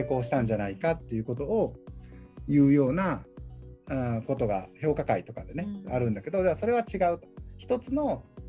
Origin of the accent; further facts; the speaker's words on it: Osaka, Japan; 僕は大阪ですから